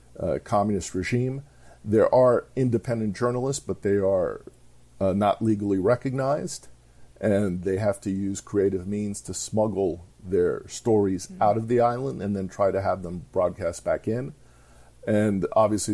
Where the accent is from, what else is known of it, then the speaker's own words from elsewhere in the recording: Miami, Florida, United States; I grew up in Miami